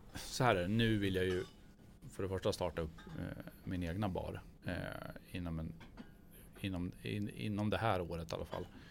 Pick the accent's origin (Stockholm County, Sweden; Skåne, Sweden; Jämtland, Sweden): Jämtland, Sweden; Gällö; där jag kommer ifrån i Gällö